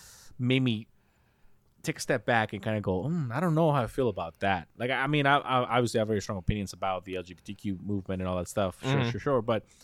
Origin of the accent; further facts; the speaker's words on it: Mexico; now in United States; I love my country. You know, I come from Mexico and I love it.